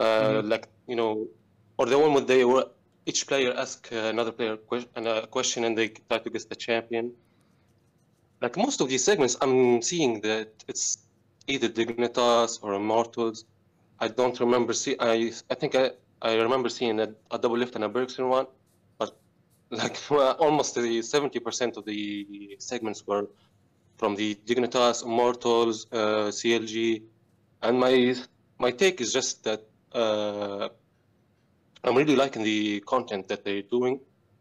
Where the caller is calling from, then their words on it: Tunisia; I'm calling from Tunisia.